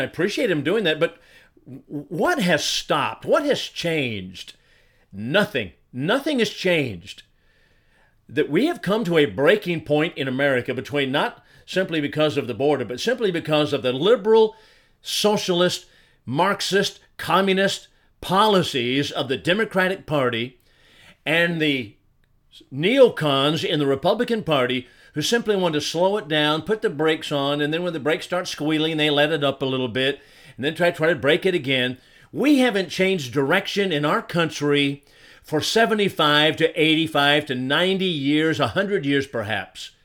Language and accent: English; Chandler, Arizona, United States; moved away as an adult; also born or lived in Alabama; I grew up in, in Chandler, Arizona